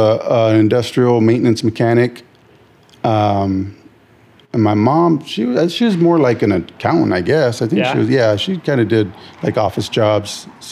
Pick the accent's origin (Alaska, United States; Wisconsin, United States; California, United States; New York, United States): California, United States; San Jose; Born and raised San Jose, East Side San Jose. Grew up Story in White, East Hills. Born and raised. Never really moved out.